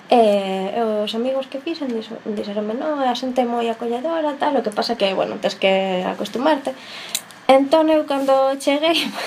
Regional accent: Madrid, Community of Madrid, Spain; Galician is a second language; moved away as an adult; now in A Coruña, Spain; son novas, son de Madrid

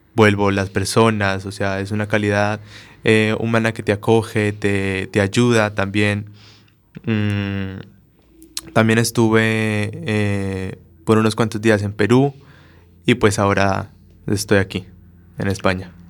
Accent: Colombia; moved away as an adult; now in Spain; mi carrera técnica profesional que hice en Colombia

